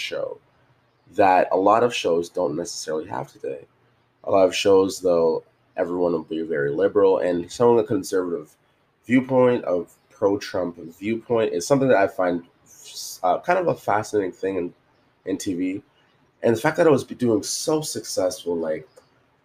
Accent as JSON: {"language": "English", "country": "Canada", "tie": "born or raised there", "said": "Jamaican and coming up, it's kind of like growing up in, Canada"}